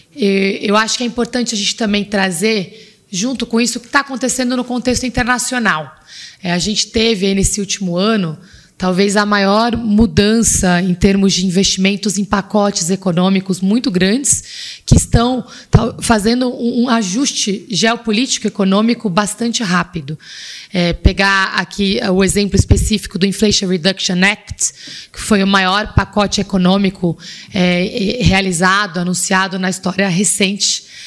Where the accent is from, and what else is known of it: Brazil